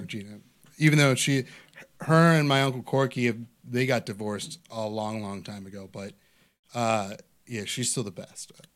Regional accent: Parma, Ohio, United States; growing up in Parma

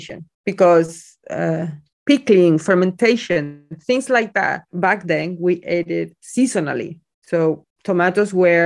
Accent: Spain; moved away as an adult; now in Scotland; I grew up in Spain

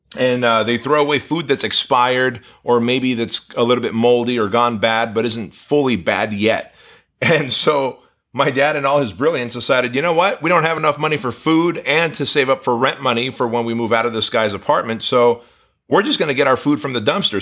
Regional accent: Southern California, United States; born or raised there; English is a second language; also born or lived in Armenia

